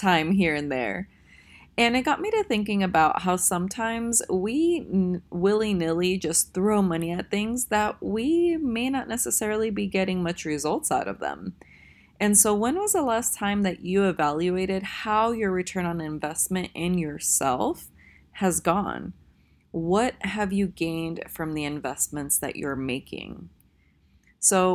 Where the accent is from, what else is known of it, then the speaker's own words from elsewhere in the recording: Tennessee, United States; I'm actually from Tennessee